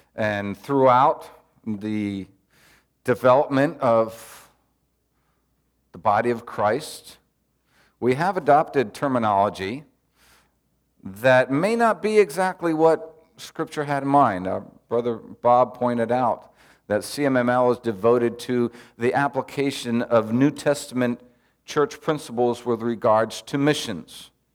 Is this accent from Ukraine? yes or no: no; Peru; I'm serving the Lord in my home country 'cause I was born in Peru and I'm Peruvian